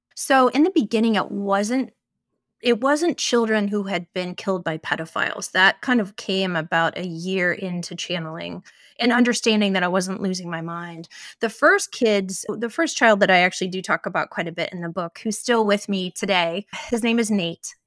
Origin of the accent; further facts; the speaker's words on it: Ohio, United States; I grew up in Ohio